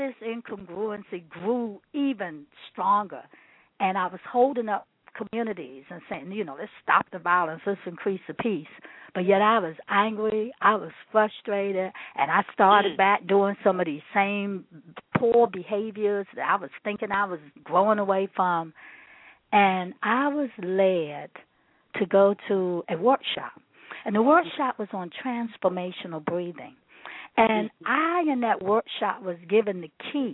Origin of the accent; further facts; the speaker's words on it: Washington, District of Columbia, United States; I grew up in Washington, D.C., had a pretty happy, healthy growing up experience.